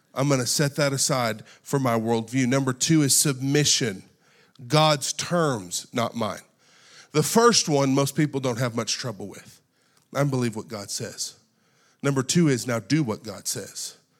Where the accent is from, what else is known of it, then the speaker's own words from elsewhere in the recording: United States; We are born and raised in America